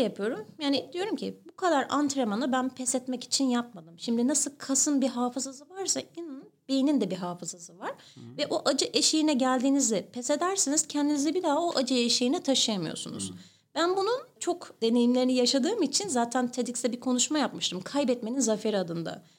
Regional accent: İzmir, Turkey; Doğma büyüme Karşıyaka

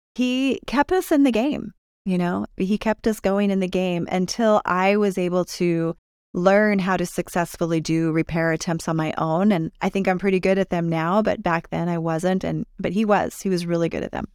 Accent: California, United States; now in Utah, United States; I grew up in California

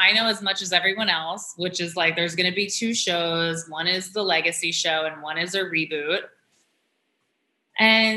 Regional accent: New York City, New York, United States; growing up in New York

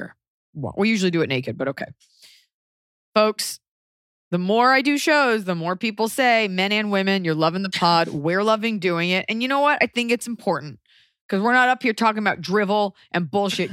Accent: United States; as an American

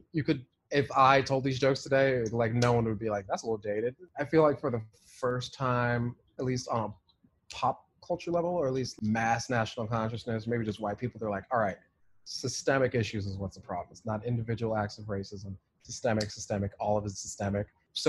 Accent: United Kingdom; I can't do accents. This is why I'll never be on SNL. I'm British.

